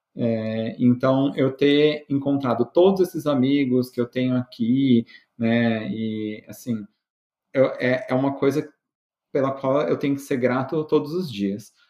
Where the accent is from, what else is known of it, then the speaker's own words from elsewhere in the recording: Brazil; moved away as an adult; now in United States; Brasileiro tem disso